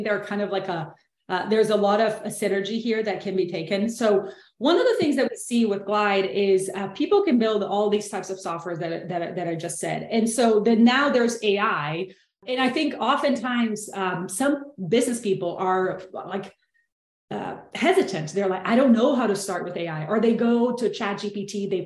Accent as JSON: {"language": "English", "country": "Brazil", "second_language": "English", "moved": "yes", "said": "I'm originally from Brazil, so I hope you enjoy the accent."}